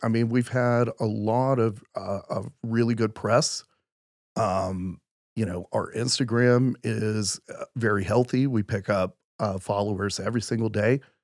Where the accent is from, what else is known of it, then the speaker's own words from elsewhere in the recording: Midland, Texas, United States; moved away as an adult; also born or lived in Houston, Texas; I'm originally from Midland, Texas